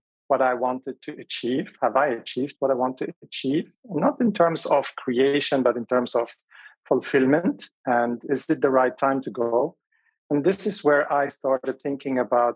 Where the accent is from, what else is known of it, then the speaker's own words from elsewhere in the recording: Switzerland; also born or lived in Beirut, Lebanon / Mallorca, Spain; I was born in Lebanon, Beirut. And I was a little boy when we moved to Switzerland, around 7 years old. In Switzerland, I had my journey as a foreigner growing up in a different